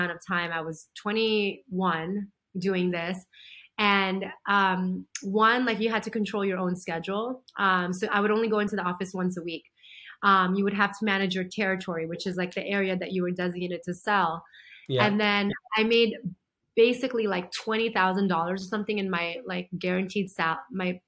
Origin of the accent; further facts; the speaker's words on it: United States; also born or lived in Philippines; I was born in the Philippines, but beyond the Philippines, I'd never gone out of the country ever since moving to America when I was 7.